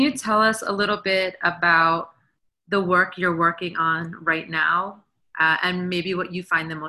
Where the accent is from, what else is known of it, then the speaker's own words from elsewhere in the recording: New York City, New York, United States; now in Charlottesville, United States; I'm born and raised in New York City, Queens, but we just moved to Virginia like 2 years ago.